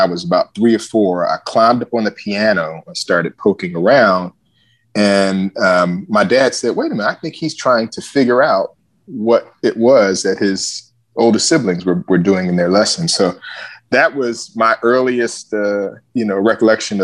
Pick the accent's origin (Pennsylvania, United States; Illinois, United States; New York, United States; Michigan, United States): Pennsylvania, United States; Philadelphia; I really enjoyed growing up in Philadelphia